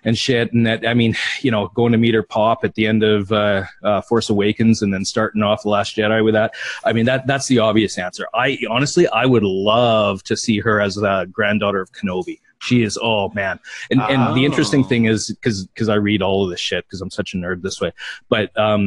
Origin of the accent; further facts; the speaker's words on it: Saskatchewan, Canada; being from Saskatchewan, born and raised and then still living here